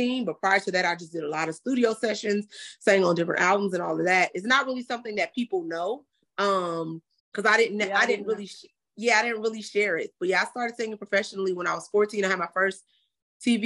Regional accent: Inglewood, California, United States; also born or lived in Los Angeles County; I'm just a real girl from Inglewood, California, all of the other cities in LA County, because we lived a lot of places

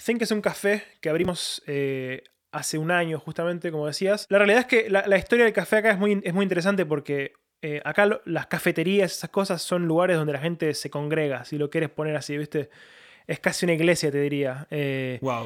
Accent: Lanús, Buenos Aires Province, Argentina; moved away as an adult; now in London, United Kingdom; yo soy de Buenos Aires, eh, soy de Lanús, viví toda mi vida ahí. Eh, hasta los 22 años.

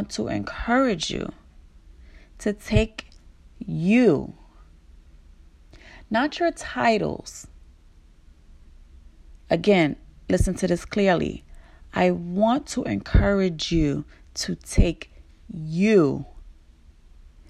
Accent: New York City, New York, United States; I was born and raised in Brooklyn

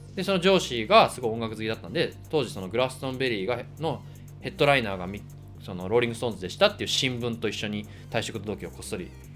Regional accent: Kansai, Hyogo, Japan; もともと僕、関西出身で

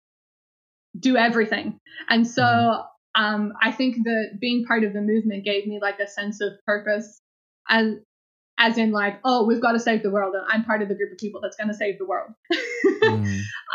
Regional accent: Australia; moved away; I'm originally from Australia

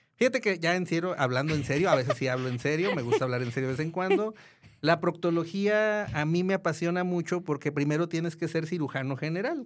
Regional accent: Guadalajara, Jalisco, Mexico; also born or lived in Mexico City; soy de Guadalajara, siempre he estado en Guadalajara

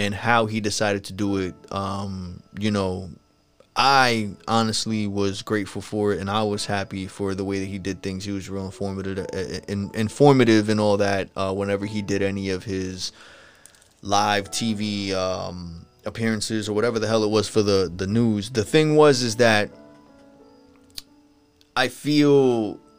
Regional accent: New York, United States; I'm from New York

